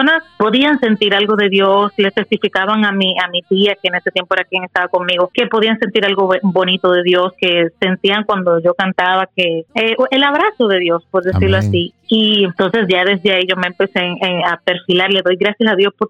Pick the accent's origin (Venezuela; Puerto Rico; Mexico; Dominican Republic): Dominican Republic; nacida de la, en la República Dominicana.